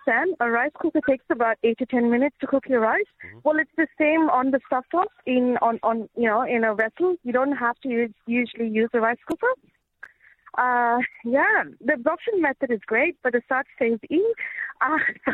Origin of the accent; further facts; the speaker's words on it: India; moved away; I'm from India